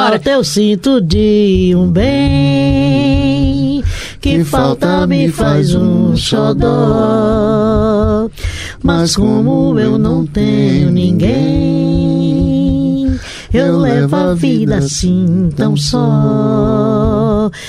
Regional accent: Recife, Pernambuco, Brazil; moved away; Nova Descoberta, Macaxeira uh, e Vasco da Gama, que é a, são a, a região onde eu cresci

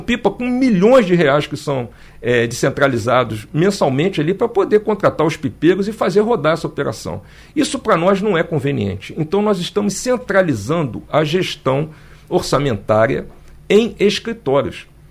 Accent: Rio de Janeiro, Brazil; moved away as an adult; also born or lived in Brasília; now in Recife, Brazil; eu sou do natural do Rio de Janeiro

